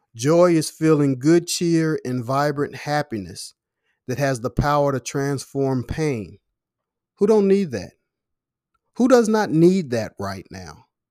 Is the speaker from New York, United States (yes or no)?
no; Louisville, Kentucky, United States; in my hometown, Louisville, Kentucky right now